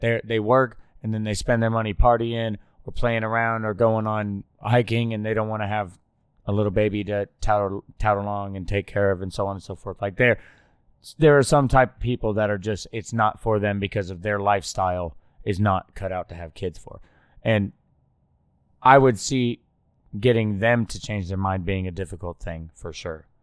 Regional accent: Oklahoma, United States; I grew up in Oklahoma

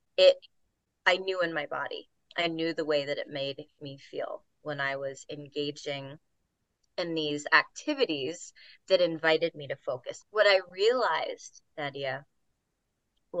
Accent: Virginia, United States; also born or lived in Kansas City, Missouri; now in Asheville, United States; Grew up in various parts of Virginia, Richmond, Charlottesville, went to college in Harrisonburg

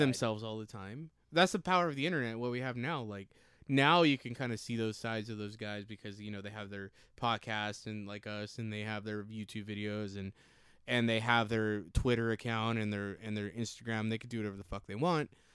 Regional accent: Rialto, California, United States; we are from SoCal. And we, me and Bosky went to Eisenhower High School

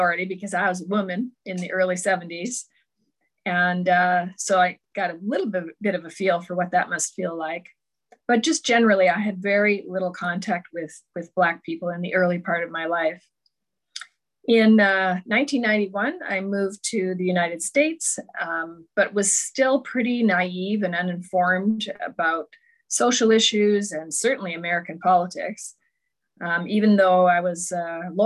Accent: just outside Toronto, Ontario, Canada; I was born in just outside Toronto, grew up there.

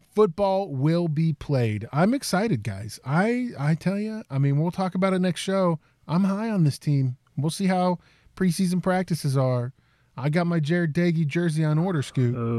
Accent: Fairmont, West Virginia, United States; Country Club Bakery and that's uh, my hometown.

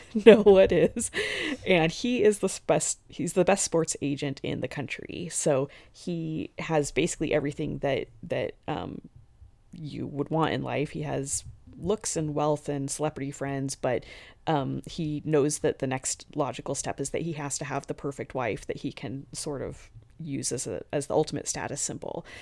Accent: the West, United States; I'm from the West

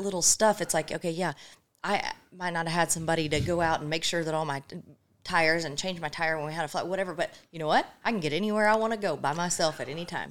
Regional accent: Illinois, United States; moved away; also born or lived in Oklahoma; I grew up in Illinois.

